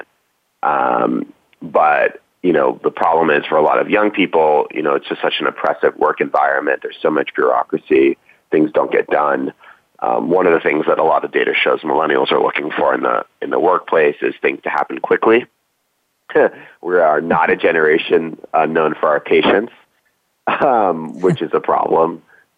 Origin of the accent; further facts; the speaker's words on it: East Coast, United States; also born or lived in New York City; I grew up on the East Coast